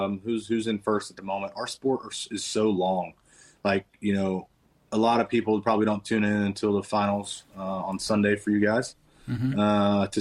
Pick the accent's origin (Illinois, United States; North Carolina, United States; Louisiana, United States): North Carolina, United States; Kannapolis; I grew up around Kannapolis